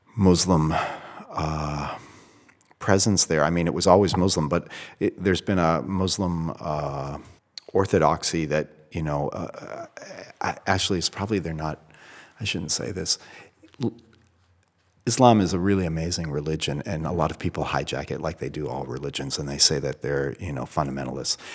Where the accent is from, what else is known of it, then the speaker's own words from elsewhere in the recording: Boston, Massachusetts, United States; as a child, I grew up in Boston